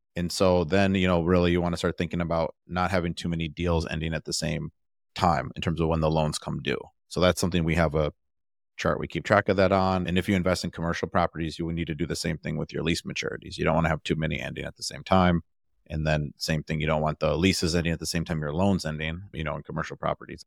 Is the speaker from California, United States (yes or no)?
no; Milwaukee, Wisconsin, United States; now in Austin, United States; I'm from the Milwaukee area, so Milwaukee